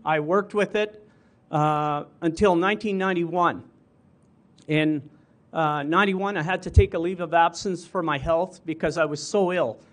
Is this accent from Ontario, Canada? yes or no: no; St. Brieux, Saskatchewan, Canada; born and raised in Saint Bruce, Saskatchewan